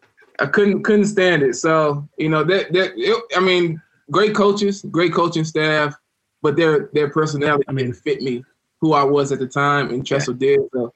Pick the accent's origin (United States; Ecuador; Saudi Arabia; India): United States; moved away as an adult; also born or lived in Louisiana / Florida / Columbus, Ohio; growing up in Louisiana and Florida, it gets cold